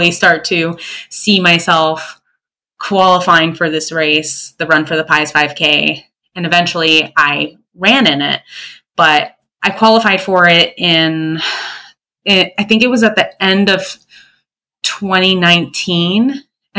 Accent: Florida, United States; I'm from Florida

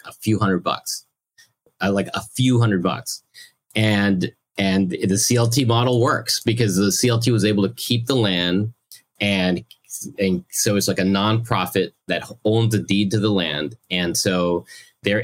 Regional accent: Massachusetts, United States; also born or lived in Mexico; now in Queens, New York, United States; I grew up in Massachusetts

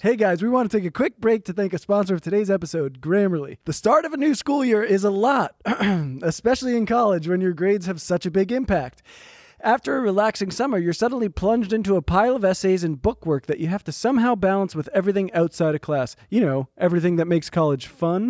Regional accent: New Jersey, United States; I grew up in New Jersey

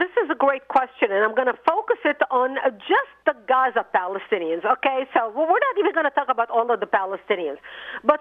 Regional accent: Lebanon; moved away; I was born in Lebanon

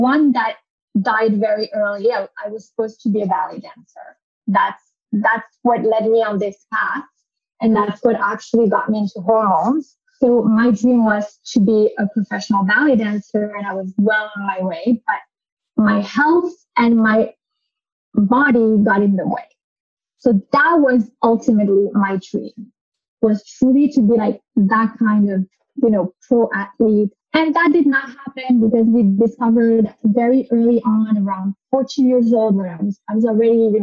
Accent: United States; moved away; also born or lived in France; I grew up in the United States, but to French parents

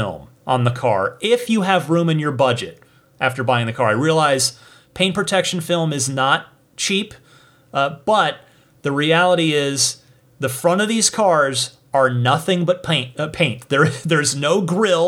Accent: New Jersey, United States; New Jersey, my home state

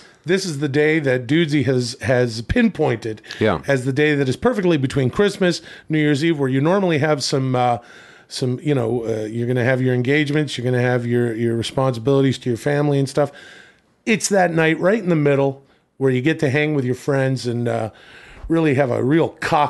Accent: Ladner, British Columbia, Canada; Of course, I am from Ladner. It's a suburb outside of Vancouver.

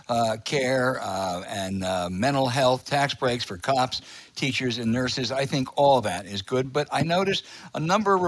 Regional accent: Philadelphia's Main Line, Pennsylvania, United States; I grew up on Philadelphia's main line

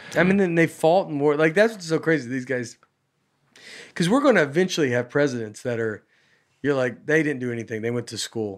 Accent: Old Hickory, Tennessee, United States; I'm from Old Hickory

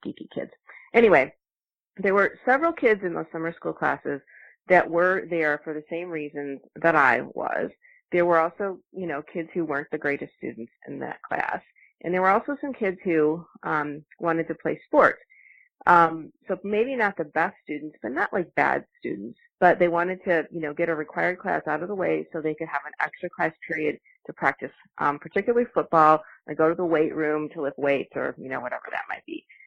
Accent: Michigan City, Indiana, United States; I grew up in Michigan City, Indiana, close to you.

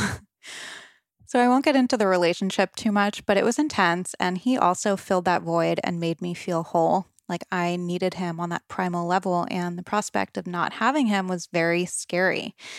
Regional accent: Rhode Island, United States; I grew up on the East Coast, Rhode Island, to be exact

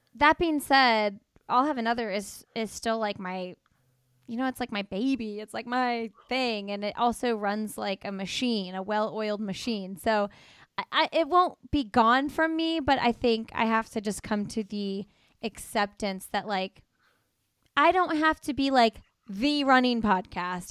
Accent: Midwest, United States; moved away; coming from the Midwest

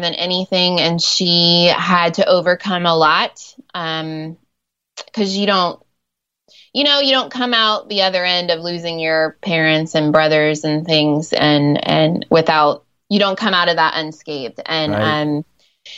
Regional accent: Ohio, United States; first language English; moved away as an adult; also born or lived in Nairobi, Kenya; I grew up in Ohio and I'm a school teacher

